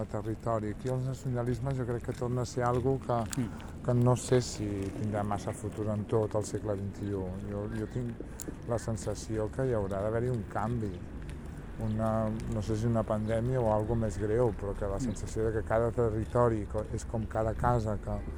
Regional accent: Sabadell, Catalonia, Spain; jo sóc sabadellenca

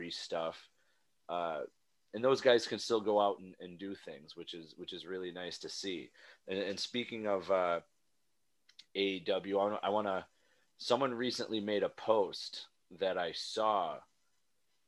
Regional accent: New York, United States; I'm from New York

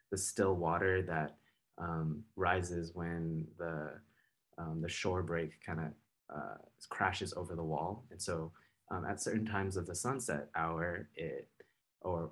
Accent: Laguna Beach, California, United States; I grew up in Laguna

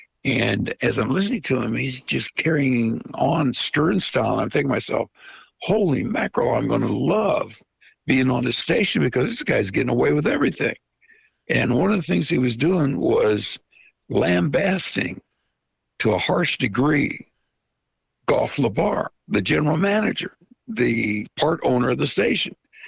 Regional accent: Veria, Central Macedonia, Greece; born there; I was born in a town called Veria, in an area called Macedonia, in a country called Greece.

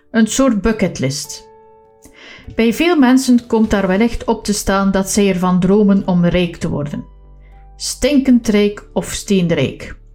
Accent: Flanders, Belgium; Als West-Vlaming moet ik nog eventjes verduidelijken dat ik hiermee niet het edelmetaal goud bedoel, maar wel hout vanuit een bos.

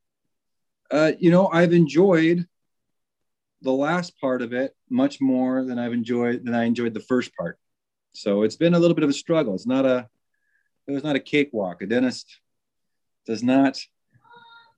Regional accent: Spokane, Washington, United States; also born or lived in Colorado Springs, Colorado / San Francisco / Idaho; now in Camas, United States; I grew up in Spokane, Washington.

